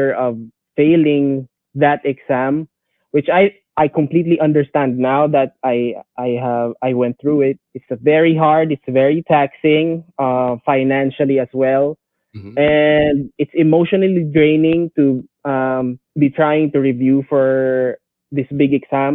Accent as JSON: {"language": "English", "town": "Tacloban", "region": "Eastern Visayas", "country": "Philippines", "said": "a rapper from Tacloban City"}